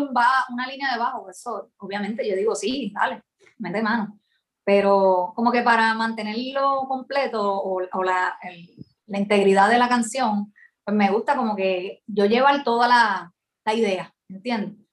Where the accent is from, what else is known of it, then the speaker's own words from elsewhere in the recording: San Juan, Puerto Rico; also born or lived in Ponce, Puerto Rico / United States; me crié en San Juan porque mis ah. papás se mudaron rápido